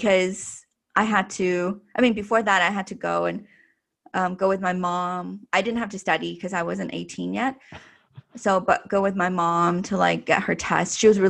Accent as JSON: {"language": "English", "country": "Canada", "said": "I feel like I always feel that I'm Chinese Canadian, mm-hmm. you know, like I think that Chinese heritage is always a part of me."}